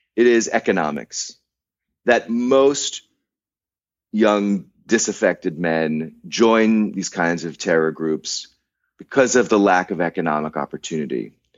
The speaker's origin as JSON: {"language": "English", "country": "United States", "said": "as an American"}